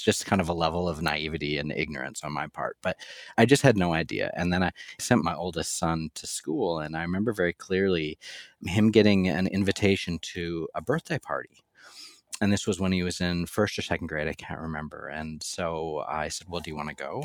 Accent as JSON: {"language": "English", "country": "Canada", "tie": "born or raised there", "moved": "as an adult", "lives_now": "Louisville, United States", "said": "I lived the first thirty or so years of my life in Canada"}